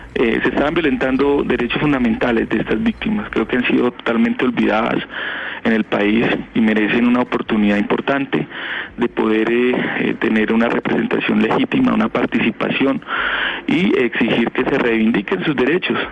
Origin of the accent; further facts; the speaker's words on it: Putumayo, Colombia; Yo soy de la región de Putumayo